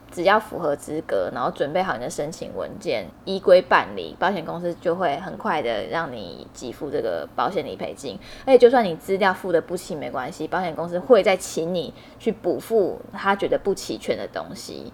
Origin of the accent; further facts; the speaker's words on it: Hualien, Hualien County, Taiwan; 因为我是花莲人，所以在花莲车票也是一票难求。在我小时候的那个花莲